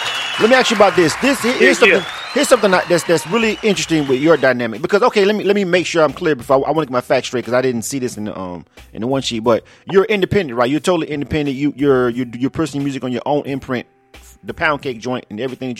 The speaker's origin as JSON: {"language": "English", "region": "Florida", "country": "United States", "tie": "born or raised there", "said": "I was born and raised in the South, right? But and so I used to get a lot of flack because I'm from Florida and I'm from the deep South"}